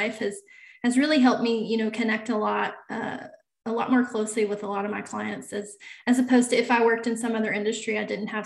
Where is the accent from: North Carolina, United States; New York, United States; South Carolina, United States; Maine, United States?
North Carolina, United States; I was the controller for pretty good sized manufacturer here in my hometown